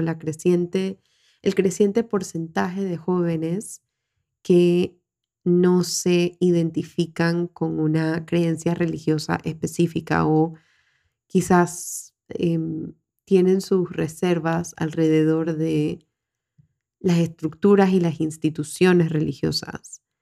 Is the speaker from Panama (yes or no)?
yes; Panama; en mi país, Panamá